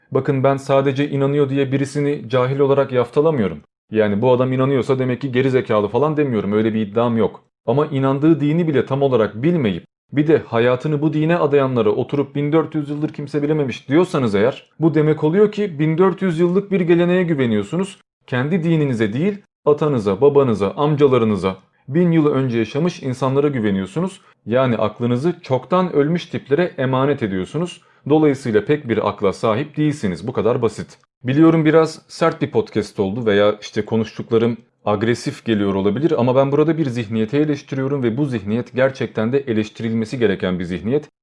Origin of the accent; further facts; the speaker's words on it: Turkey; biz Türkiye'de yaşıyoruz, Türk'üz, Türkçe konuşuyoruz, hayatımız Türkçe ile geçiyor ve Türk okullarına gidiyoruz.